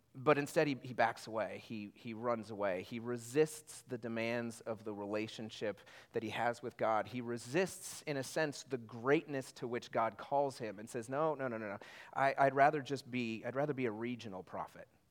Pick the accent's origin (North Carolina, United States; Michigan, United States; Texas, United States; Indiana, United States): Indiana, United States; I'm from Indiana